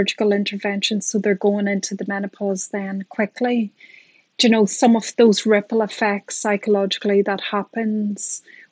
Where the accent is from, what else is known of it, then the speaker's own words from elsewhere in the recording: Ireland; I'm Irish and a psychologist